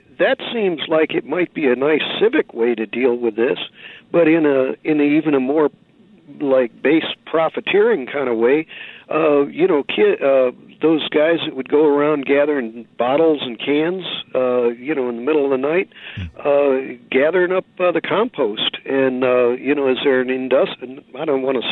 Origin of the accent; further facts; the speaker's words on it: Missouri, United States; now in San Francisco, United States; I was brought up in Missouri, not too far from the Ozark Mountains